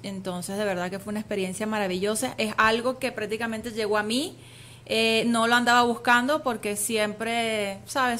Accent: Venezuela; soy orgullosamente venezolana, con, raíz griega también por supuesto porque mi papá es griego

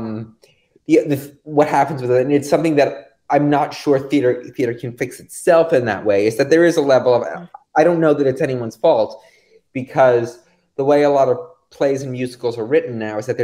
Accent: Greenwich, Connecticut, United States; I grew up in Greenwich, Connecticut

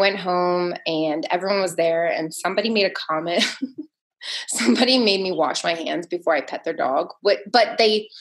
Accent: New Jersey, United States; also born or lived in New York City, New York; I'm from Jersey and New York City

